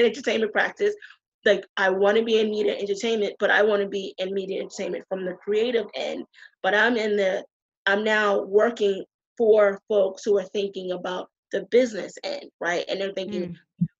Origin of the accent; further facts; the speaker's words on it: Boston, Massachusetts, United States; moved away as an adult; now in New York, United States; I'm from the East Coast. I'm from Boston.